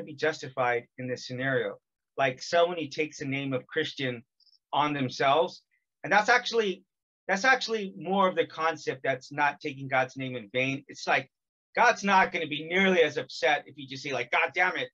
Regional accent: California, United States; I'm from California

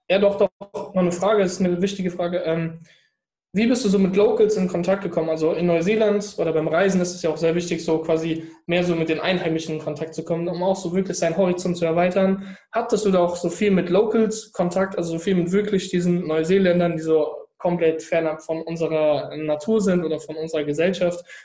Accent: Frankfurt, Hesse, Germany; also ich komme aus Frankfurt, man sieht ja diese Bankentürme, da wollte ich ganz oben als Manager stehen.

